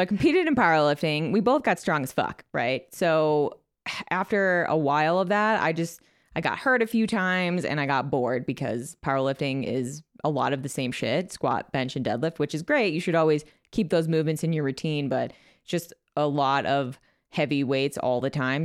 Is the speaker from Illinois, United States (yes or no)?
yes; Chicago, Illinois, United States; moved away as an adult; also born or lived in Pittsburg, Kansas; So I moved from Chicago, where I lived my whole life, to a small town in Pittsburgh, Kansas.